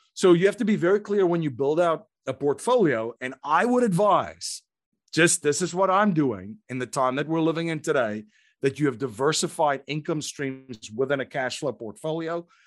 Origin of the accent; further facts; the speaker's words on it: South Africa; moved away as an adult; now in United States; I grew up in South Africa